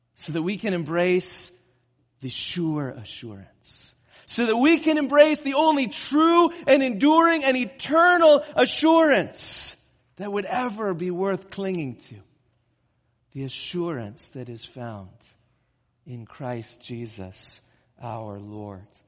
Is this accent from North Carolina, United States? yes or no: no; California, United States; moved away; I grew up in California